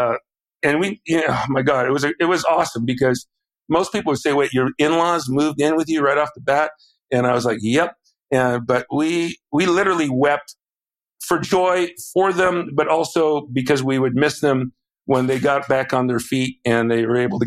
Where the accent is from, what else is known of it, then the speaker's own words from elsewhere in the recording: Southern California, United States; I went to UCLA because I grew up in Southern California